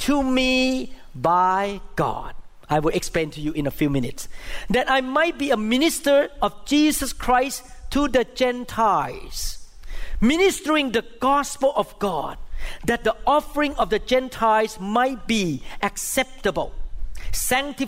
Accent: Thailand; first language Thai; English is a second language; moved away; I grew up in Catholic school in Thailand

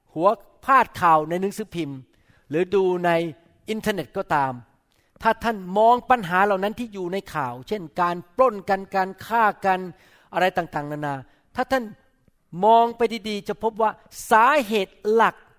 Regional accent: Thailand; now in United States

